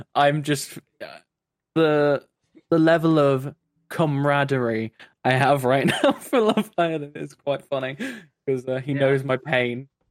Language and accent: English; London, United Kingdom; also born or lived in Brighton; I'm an engineer uh, currently working in Brighton, uh, though I am from London